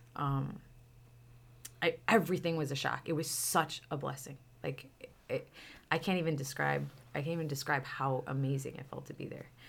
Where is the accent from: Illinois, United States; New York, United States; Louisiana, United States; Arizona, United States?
Illinois, United States; Chicago; also born or lived in Miami; I'm from Chicago